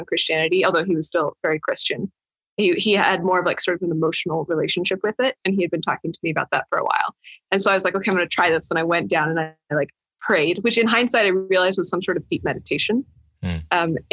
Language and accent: English; Idaho, United States; also born or lived in California; I was actually born in California, despite mostly growing up in Idaho